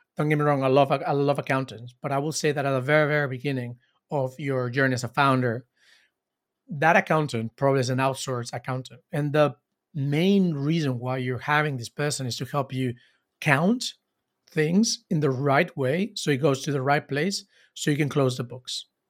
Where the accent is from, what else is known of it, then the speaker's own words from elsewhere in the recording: Cancun, Quintana Roo, Mexico; I am from Mexico. I am from Cancun.